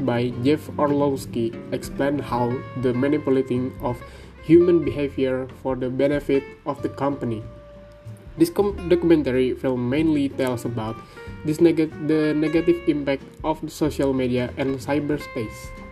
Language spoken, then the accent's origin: English; South Tangerang, Banten, Indonesia; I grew up in South Tangerang